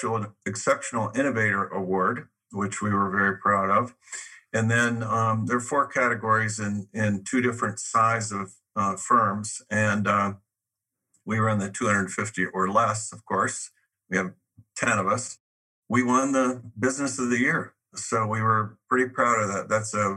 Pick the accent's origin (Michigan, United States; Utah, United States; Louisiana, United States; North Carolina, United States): Michigan, United States; now in Arizona, United States; I grew up near Canada in Michigan, used to travel to Canada a lot. And since I've come to Arizona, I've spent an awful lot of time in Mexico